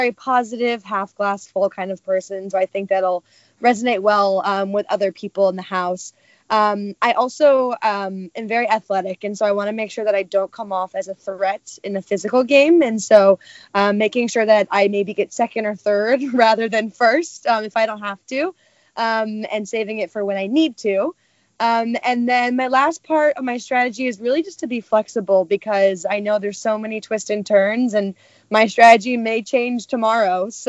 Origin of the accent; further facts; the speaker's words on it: New York, United States; now in Los Angeles, United States; I'm 25 years old. I'm from New York, but live in Los Angeles now, and I work in social media marketing.